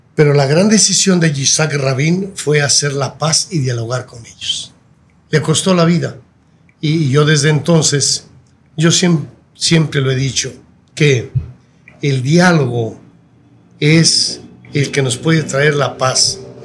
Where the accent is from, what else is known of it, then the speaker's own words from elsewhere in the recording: Guadalajara, Jalisco, Mexico; also born or lived in Tepalcatepec, Michoacán; yo realmente nací ahí en Tepalcatepec, pero me llevaron muy pequeñito, pequeñito a Guadalajara